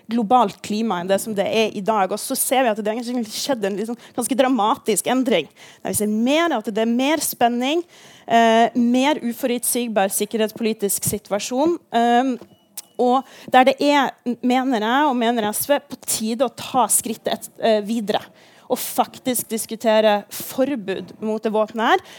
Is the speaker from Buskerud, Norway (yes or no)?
no; Kirkenes, Troms og Finnmark, Norway; jeg kommer fra Kirkenes